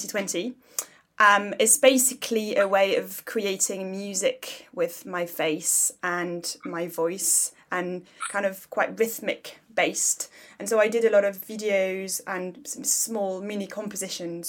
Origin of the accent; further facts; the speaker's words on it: Paris, Île-de-France, France; also born or lived in South London; now in London, United Kingdom; I grew up in Paris, but I now live in South London